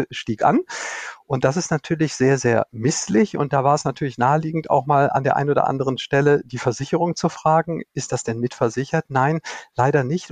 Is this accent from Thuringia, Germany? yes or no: no; North Rhine-Westphalia, Germany; born or raised there